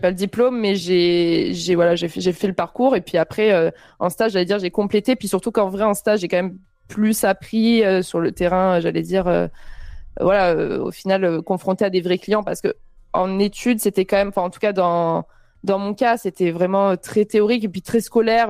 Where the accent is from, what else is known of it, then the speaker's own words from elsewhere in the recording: Avignon, Provence-Alpes-Côte d'Azur, France; moved away as an adult; also born or lived in Montpellier; now in Paris, France; je viens d'Avignon et j'ai fait 8 ans de, ans à Montpellier